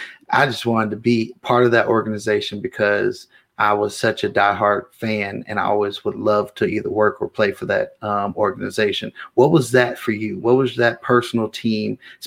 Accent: Bay Area, California, United States; now in Las Vegas, United States; I'm from the Bay Area

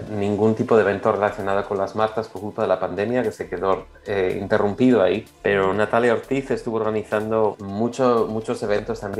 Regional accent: Spain; now in Australia; que forman una parte muy fuerte de nuestra historia como españoles en Australia

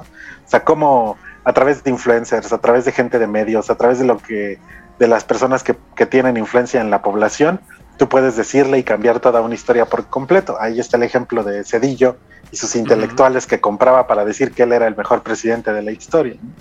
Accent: Mexico; como mexicanos

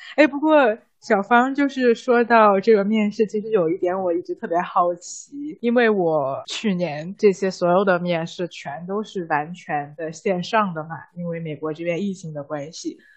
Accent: Tianjin, China; moved away as an adult; now in United States; 我小时候在天津电视台十二频道当小 当主持人的经历

